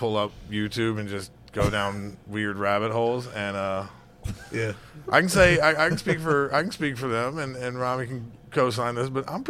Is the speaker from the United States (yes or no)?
yes; Alabama, United States; moved away; I was from Alabama